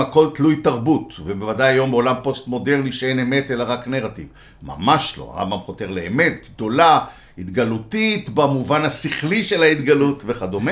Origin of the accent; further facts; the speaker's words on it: Tel Aviv, Tel Aviv District, Israel; also born or lived in Jerusalem; גדלתי בתל אביב